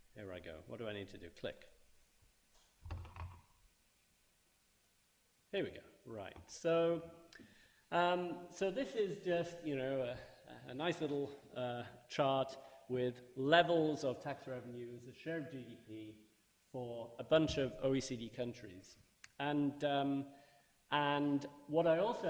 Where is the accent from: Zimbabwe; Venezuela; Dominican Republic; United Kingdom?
United Kingdom; growing up in Britain